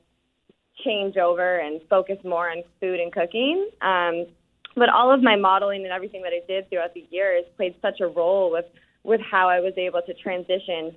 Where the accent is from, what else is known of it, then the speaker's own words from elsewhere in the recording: Scituate, Massachusetts, United States; I was born and raised in Scituate, Massachusetts, a cute little beach town